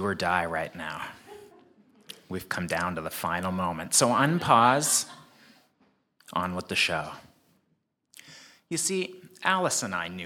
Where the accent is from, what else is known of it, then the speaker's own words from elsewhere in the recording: Canada; moved away as an adult; also born or lived in South Korea / United States; now in Hong Kong; I was born and raised in Canada